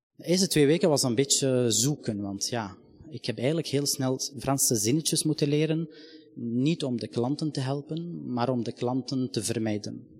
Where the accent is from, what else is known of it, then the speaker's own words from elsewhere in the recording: Palestine; now in Belgium; ik ben van Palestijnse afkomst